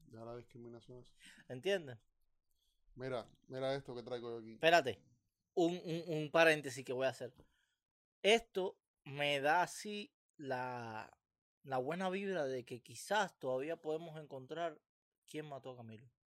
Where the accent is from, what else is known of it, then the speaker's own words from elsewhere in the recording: Cuba; moved away; A mí todas esas cosas se me olvidaron. Yo salí de Cuba y ya yo...